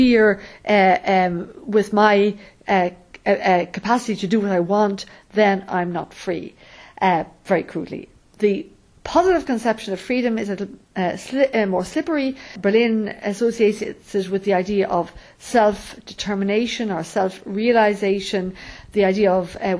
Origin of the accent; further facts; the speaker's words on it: Ireland; the freedoms I have as a woman growing up in Ireland